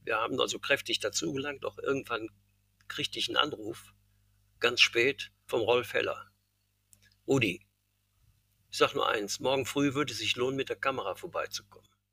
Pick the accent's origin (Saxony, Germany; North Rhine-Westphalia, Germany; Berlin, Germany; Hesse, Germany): North Rhine-Westphalia, Germany; Cologne; ich bin ja Kölner, gebürtiger Kölner.